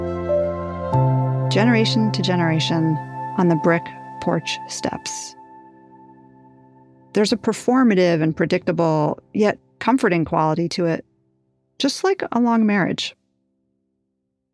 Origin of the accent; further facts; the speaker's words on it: New York, United States; I grew up in New York